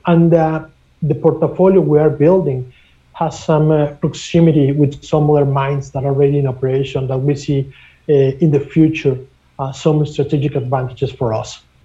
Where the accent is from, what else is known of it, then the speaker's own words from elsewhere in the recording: Mexico; now in Canada; I'm originally from Mexico, and I have been doing international business for more than 25 years